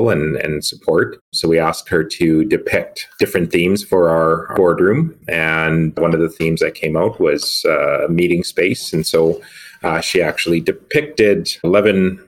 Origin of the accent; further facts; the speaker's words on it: Muskowpetung First Nation, Saskatchewan, Canada; now in Regina, Canada; I'm from Musquepeting First Nation. Currently, where we're located is in Regina